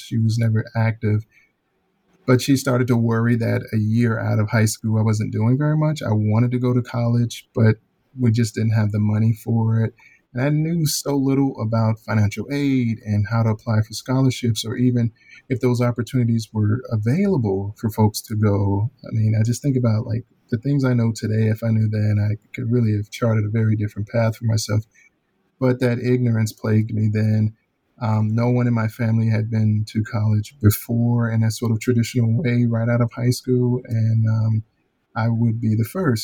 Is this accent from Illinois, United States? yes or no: yes; Chicago, Illinois, United States; born or raised there; moved away as an adult; also born or lived in Alabama / Florida